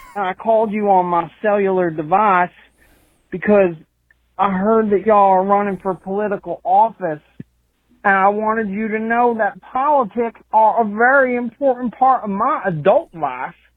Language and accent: English; Camden County, New Jersey, United States; accent: thick South Jersey; moved away; This is your South Jersey native